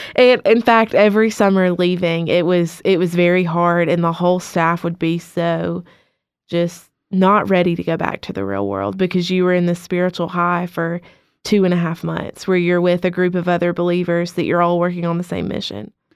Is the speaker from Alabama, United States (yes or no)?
yes; Cullman, Alabama, United States; also born or lived in Muscle Shoals, Alabama; I am from Coleman, Alabama.